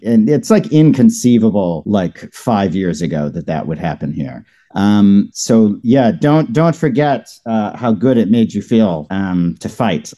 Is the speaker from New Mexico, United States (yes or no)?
no; Knoxville, Tennessee, United States; I grew up in Knoxville, Tennessee